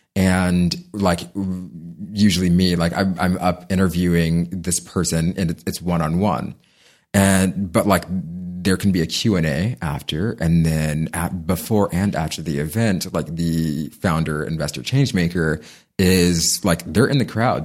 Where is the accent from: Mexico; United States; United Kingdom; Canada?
United States; San Diego, California; I'm born and raised in San Diego